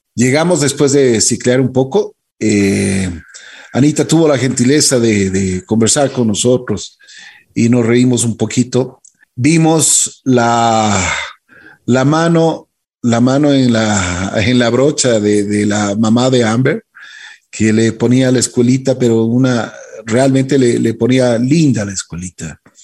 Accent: Ecuador; Nosotros como ecuatorianos

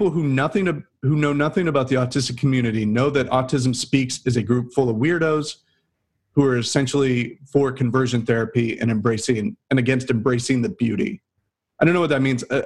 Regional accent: Midwest, United States; growing up in the Midwest.

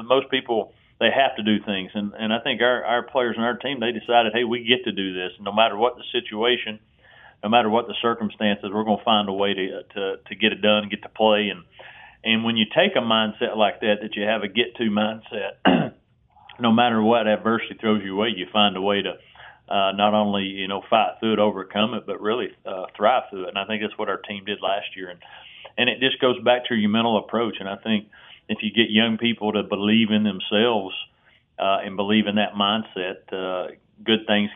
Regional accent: Tennessee, United States; I grew up in Tennessee

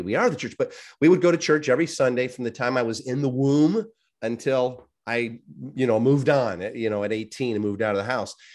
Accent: Chicago, Illinois, United States; I grew up in the Chicagoland area, very, um, Polish

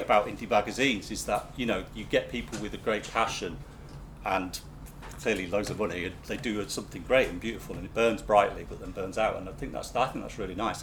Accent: Manchester, North West England, United Kingdom; we're from Manchester

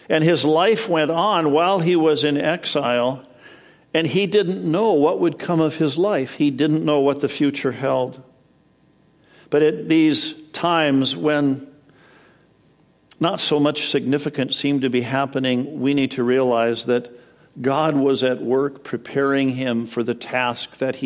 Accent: Edmonton, Alberta, Canada; moved away as an adult; also born or lived in Madison, Wisconsin, United States; now in United States; So I was born in Madison, Wisconsin, but when I was 7, we moved to Edmonton, Alberta, Canada.

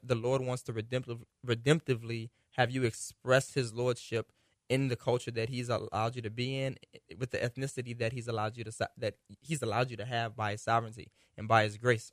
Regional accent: United States; we're American

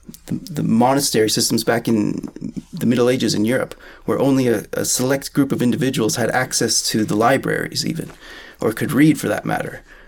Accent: Canada; I think part of it is due to the national identity in some sense of being Canadian.

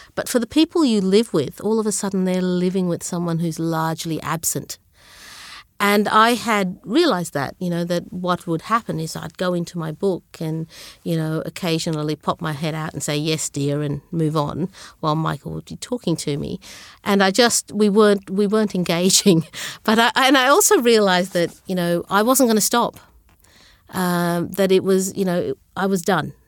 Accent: Brisbane, Queensland, Australia; English is a second language; also born or lived in Sri Lanka / Zambia / Melbourne; I grew up in Brisbane

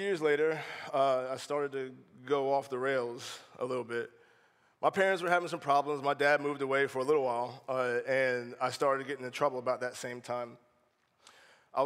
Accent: North Charleston, South Carolina, United States; also born or lived in Maryland; When I was 12, we moved from Maryland to North Charleston

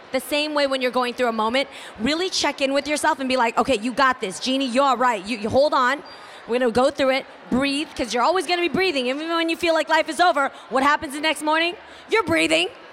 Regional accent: the Bay Area, California, United States; I grew up in the Bay

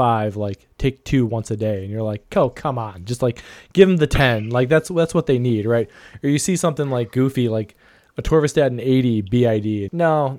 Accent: Ohio, United States; my home state of Ohio

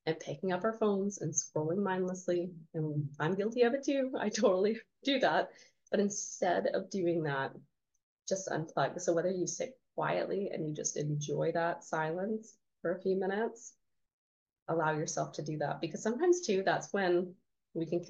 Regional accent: Canada; I'm Canadian

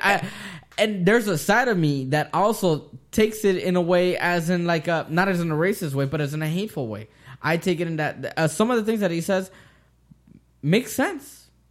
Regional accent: United States; I am an American and I was born here, raised here, my dad was born here

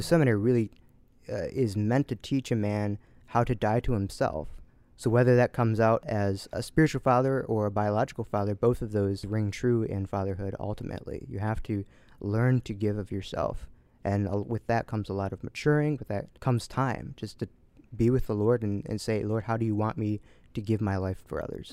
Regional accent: Essexville, Michigan, United States; I grew up in Essexville, not too far away

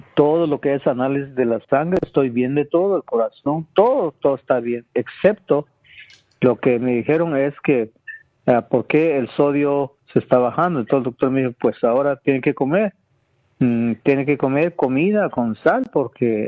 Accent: Guatemala; moved away; yo nací en Guatemala, donde, en el campo

